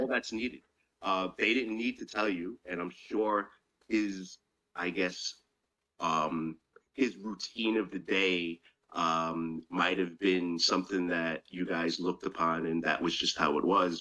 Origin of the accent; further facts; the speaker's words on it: New York City, New York, United States; I was a kid growing up in Chinatown, and uh, you know Chinatown at the time was uh, kind of a rough place to live